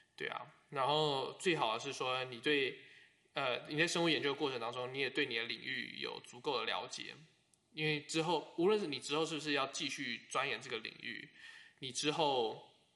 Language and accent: Chinese; Taiwan; moved away as an adult; now in United States; 我是台湾人